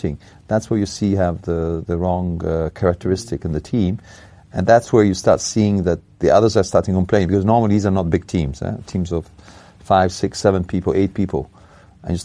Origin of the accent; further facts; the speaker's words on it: Italy; moved away; In Italy, my home country